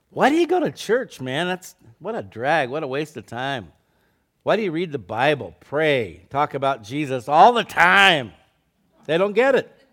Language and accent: English; Scottsdale, Arizona, United States; I was in the fifth grade. I was going to s, to elementary school in downtown Scottsdale, Arizona